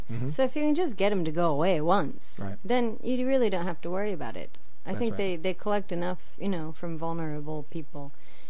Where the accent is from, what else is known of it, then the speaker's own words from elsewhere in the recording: United States; moved away as an adult; now in Japan; I'm from America